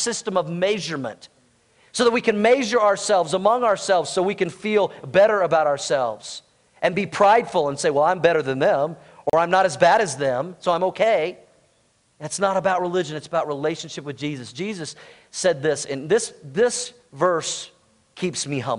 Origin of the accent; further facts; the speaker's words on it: United States; I'm American